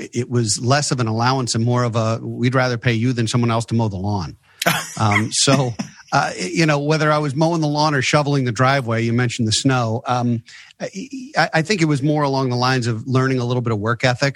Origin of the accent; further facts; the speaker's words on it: Baltimore, Maryland, United States; also born or lived in Philadelphia; I'm a Baltimore native